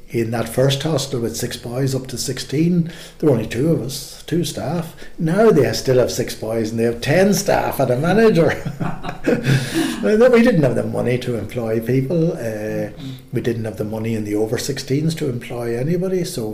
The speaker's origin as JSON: {"language": "English", "country": "Ireland", "tie": "born or raised there", "said": "And I thought growing up in Ireland was a wonderful place. Ireland was a wonderful place to grow up"}